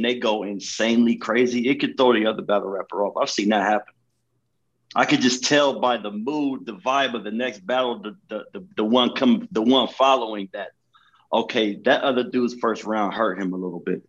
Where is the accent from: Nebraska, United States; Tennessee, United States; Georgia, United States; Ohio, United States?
Ohio, United States; Columbus; I'm from Columbus.